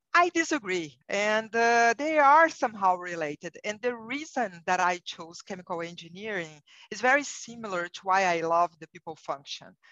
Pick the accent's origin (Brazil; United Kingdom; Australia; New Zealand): Brazil; English is a second language; moved away as an adult; now in United States; you will realize from my accent that I'm not a native English speaker. I'm originally from Brazil and I have been living in the United States for nine years.